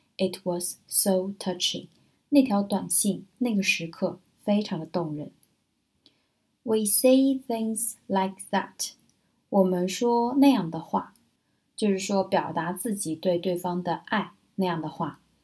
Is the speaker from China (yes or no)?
yes; China; 我们中国人就更含蓄了